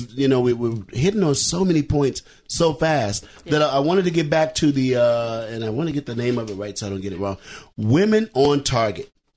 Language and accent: English; Chicago, Illinois, United States; In my hometown of all places, right. Chicago, Illinois.